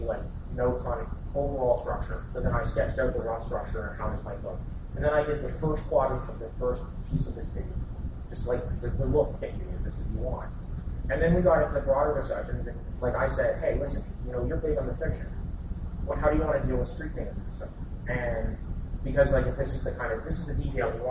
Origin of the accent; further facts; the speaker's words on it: Canada; as a Canadian